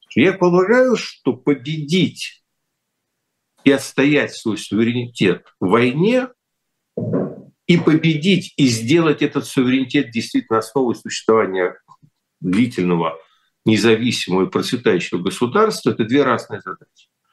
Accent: Kyiv, Ukraine; moved away; я киевлянин

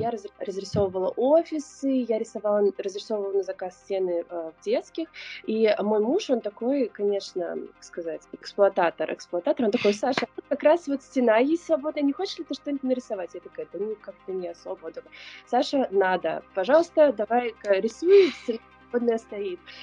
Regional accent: Saint Petersburg, Russia; also born or lived in California; now in Hawaii, United States; я из Петербурга, из семьи, которая очень связана с искусством

